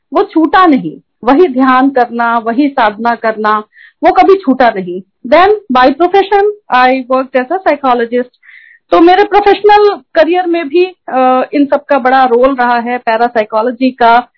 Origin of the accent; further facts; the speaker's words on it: Prayagraj, Uttar Pradesh, India; moved away as an adult; also born or lived in United Kingdom / Gurgaon; मैं प्रयाग से हूँ